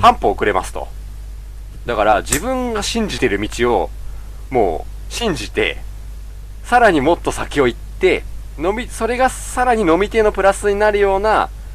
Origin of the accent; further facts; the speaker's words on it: Kanto, Japan; 関東人だから